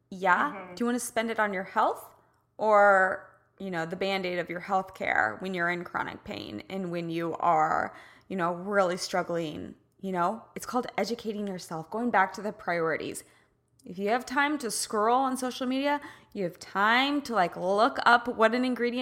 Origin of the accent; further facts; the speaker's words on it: Midwest, United States; I'm a girl from the Midwest